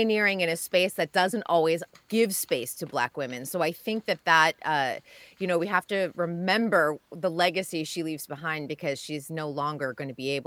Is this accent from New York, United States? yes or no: yes; New York, United States; moved away; I grew up in New York when Wendy Williams was like the talk show personality.